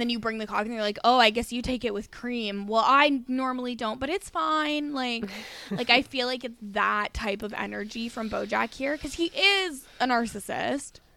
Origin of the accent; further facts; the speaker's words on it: Alberta, Canada; We didn't have prom in Alberta. We had um grad